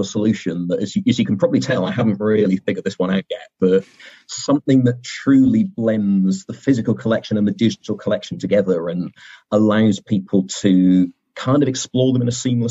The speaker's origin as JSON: {"language": "English", "town": "Bristol", "region": "South West England", "country": "United Kingdom", "tie": "born or raised there", "said": "Bristol, in my hometown where I grew up."}